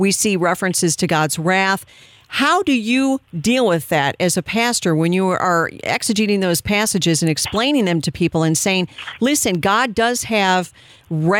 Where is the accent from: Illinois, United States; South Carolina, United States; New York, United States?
Illinois, United States; That's my home state, too